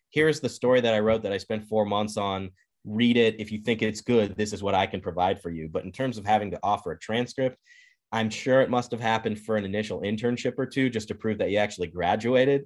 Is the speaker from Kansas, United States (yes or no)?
yes; Kansas, United States; moved away as an adult; now in Madison, United States; I grew up in Kansas